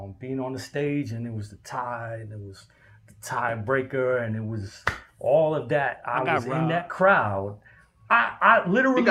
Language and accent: English; Rochester, New York, United States; I'm from Rochester